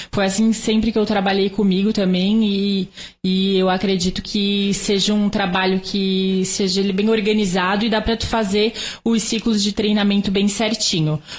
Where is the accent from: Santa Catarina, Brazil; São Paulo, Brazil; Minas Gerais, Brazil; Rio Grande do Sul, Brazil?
Santa Catarina, Brazil; Eu sou natural de Santa Catarina.